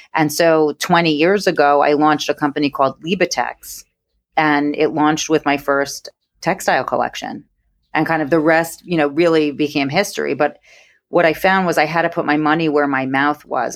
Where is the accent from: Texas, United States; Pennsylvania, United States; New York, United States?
New York, United States; accent: New York; born and bred in New York, and I've been accused of sounding like Fran Drescher